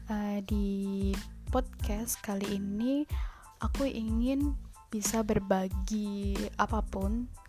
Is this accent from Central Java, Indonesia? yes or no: yes; Solo, Central Java, Indonesia; now in Yogyakarta, Indonesia; Aku tinggal di Jogja eh, Aku tuh orang Solo Bapak itu asli Solo, ibu asli Magelang.